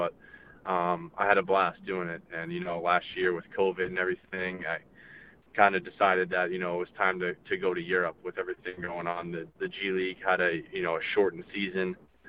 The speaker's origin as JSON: {"language": "English", "country": "United States", "said": "as an American"}